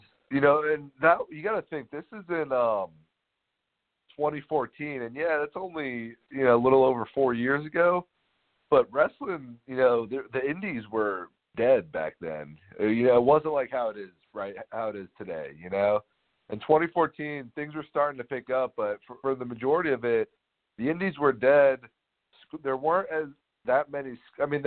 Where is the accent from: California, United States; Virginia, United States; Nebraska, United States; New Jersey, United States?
Virginia, United States; Northern; moved away as an adult; also born or lived in Texas; I'm originally from Northern Virginia. So, yeah, so I moved back to Northern Virginia